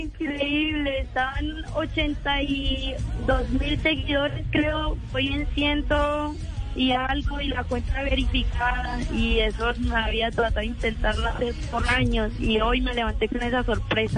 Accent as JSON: {"language": "Spanish", "town": "Barrancabermeja", "region": "Santander", "country": "Colombia", "tie": "born or raised there", "moved": "as an adult", "lives_now": "Medellín, Colombia", "said": "yo nací en Barranca Bermeja, Santander."}